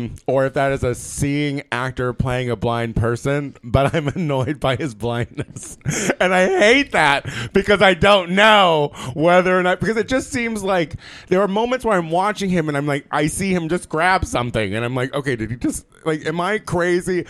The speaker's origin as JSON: {"language": "English", "region": "Midwest", "country": "United States", "tie": "born or raised there", "said": "growing up in the Midwest"}